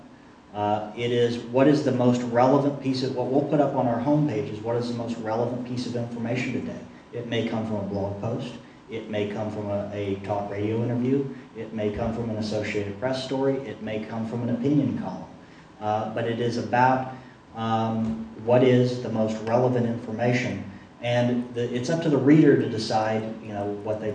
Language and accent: English; Midwest, United States; moved away as an adult; now in Washington, D.C., United States; I grew up in the Midwest, but I moved to D.C. Over a decade ago